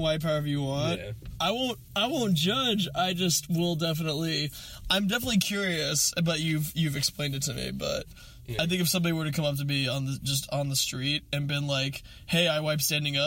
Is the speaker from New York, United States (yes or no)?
no; Eugene, Oregon, United States; Eugene, where I grew up.